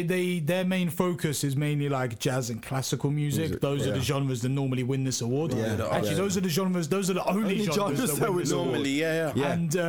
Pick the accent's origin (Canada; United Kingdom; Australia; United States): United Kingdom; England; I'm England born and bred, mate.